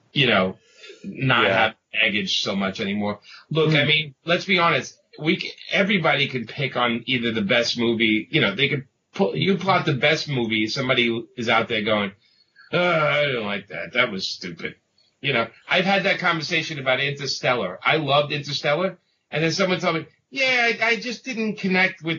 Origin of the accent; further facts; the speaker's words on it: New York City, New York, United States; if you can't tell by the accent, I grew up in Brooklyn